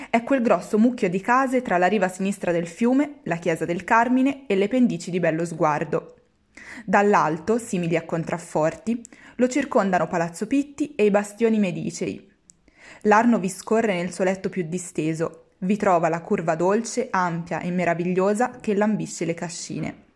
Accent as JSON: {"language": "Italian", "town": "Florence", "region": "Tuscany", "country": "Italy", "tie": "born or raised there", "said": "Firenze, che è la mia città d'origine"}